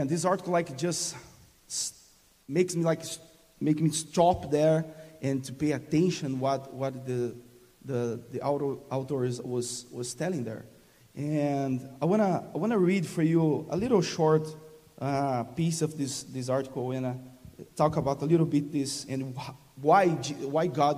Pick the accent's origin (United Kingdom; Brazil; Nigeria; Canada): Brazil; English is a second language; moved away as an adult; now in Texas, United States; English is not my first language